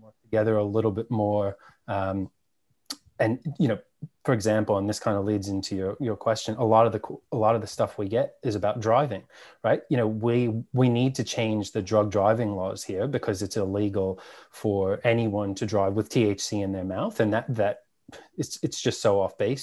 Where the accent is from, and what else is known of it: New York City, New York, United States; born or raised there; moved away as an adult; now in Australia